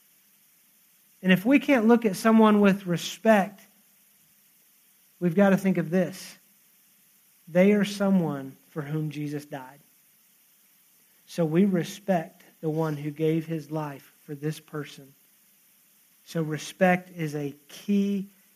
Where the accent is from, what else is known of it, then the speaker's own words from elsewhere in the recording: United States; now in Texas, United States; we are American, we are Christian